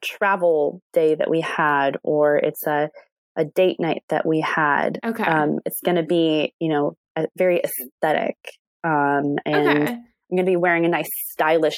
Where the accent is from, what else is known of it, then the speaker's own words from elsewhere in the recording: Indianapolis, Indiana, United States; I'm from Indianapolis, born and raised